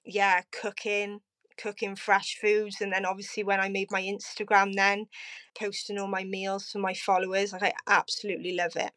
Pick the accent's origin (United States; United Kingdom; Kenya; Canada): United Kingdom; Cardiff, Wales; also born or lived in Abercarn; I am originally from Cardiff, now living in Aberfale with my partner, Gavin.